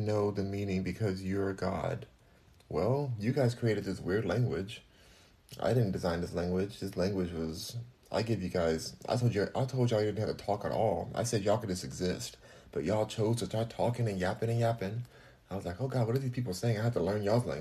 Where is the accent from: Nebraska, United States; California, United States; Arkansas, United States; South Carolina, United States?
California, United States; Los Angeles; also born or lived in Houston, Texas; Los Angeles, California, but I'm in Houston right now